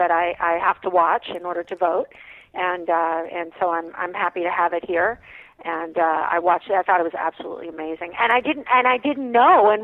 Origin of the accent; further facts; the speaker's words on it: Mexico; I'm Mexican. I was born in Mexico.